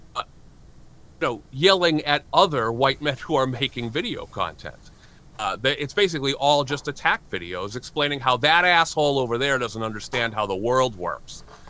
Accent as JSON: {"language": "English", "region": "New Hampshire", "country": "United States", "tie": "born or raised there", "said": "a 17 year old white kid growing up in New Hampshire"}